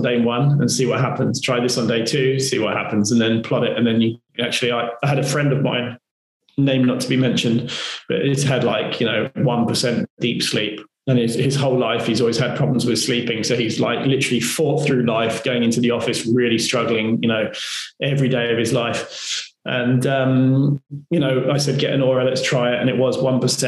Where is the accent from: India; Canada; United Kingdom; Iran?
United Kingdom; we're British